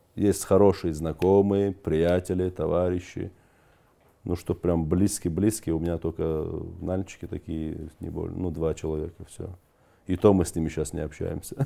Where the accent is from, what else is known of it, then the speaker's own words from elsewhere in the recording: North Caucasus, Russia; now in Moscow, Russia; Я же кавказец